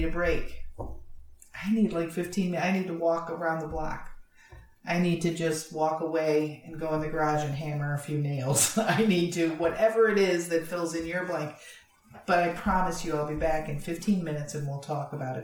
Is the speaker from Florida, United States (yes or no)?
yes; Florida, United States; You can tell I'm from Florida